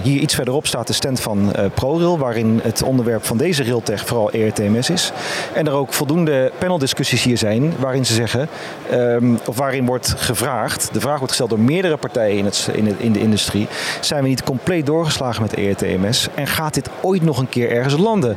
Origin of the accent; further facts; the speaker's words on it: Capelle aan den IJssel, South Holland, Netherlands; also born or lived in Utrecht; kom uit Utrecht en geboren en getogen in Capelle aan de IJssel.